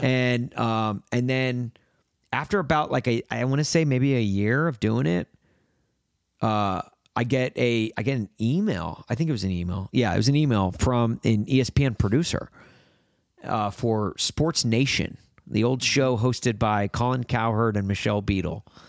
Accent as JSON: {"language": "English", "town": "Brentwood", "region": "Tennessee", "country": "United States", "tie": "born or raised there", "also_born_or_lived": "Los Angeles, California", "moved": "yes", "said": "growing up in Nashville, having those connections to country music"}